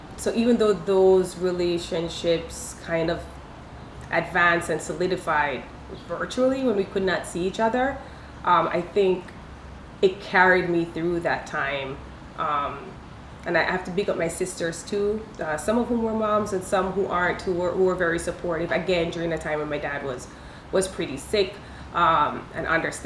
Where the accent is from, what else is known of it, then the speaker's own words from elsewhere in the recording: Jamaica; also born or lived in India; now in Los Angeles, United States; Growing up in Jamaica